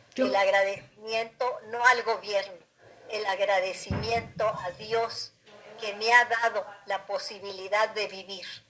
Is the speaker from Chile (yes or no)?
no; Mexico; los mexicanos